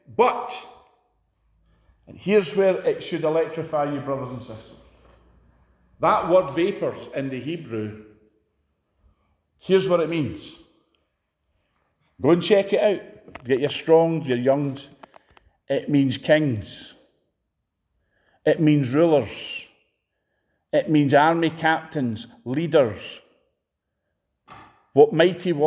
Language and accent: English; Scotland, United Kingdom